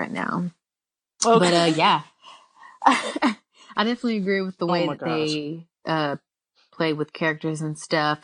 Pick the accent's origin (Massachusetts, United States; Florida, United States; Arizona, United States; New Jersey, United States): Florida, United States; Tampa; I'm also from Tampa, Florida too